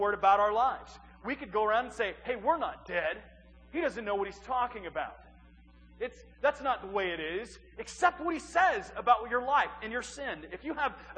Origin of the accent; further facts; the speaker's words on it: East Central Illinois, United States; moved away; I'm from East Central Illinois. It's a small little town of about 2,100 people